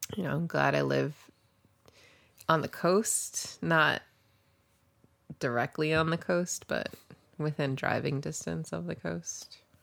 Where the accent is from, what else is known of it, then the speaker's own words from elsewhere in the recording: New Jersey, United States; also born or lived in New York; now in Pioneer Valley, Massachusetts, United States; I grew up in the Northeast